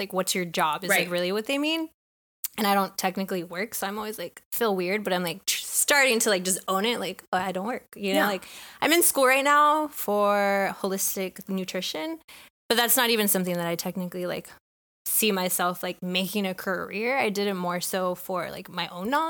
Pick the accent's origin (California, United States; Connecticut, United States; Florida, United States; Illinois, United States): California, United States; Bay Area; moved away as an adult; also born or lived in Long Beach, California; now in Texas, United States; I grew up in the Bay Area.